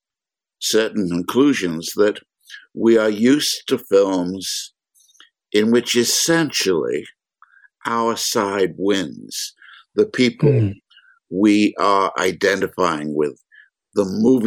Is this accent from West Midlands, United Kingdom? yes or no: no; London, United Kingdom; now in United States; I grew up in London while it was being bombed